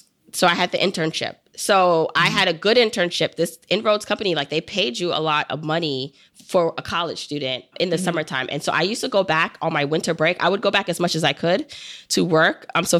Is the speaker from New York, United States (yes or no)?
yes; New York City, New York, United States; I grew up in Brooklyn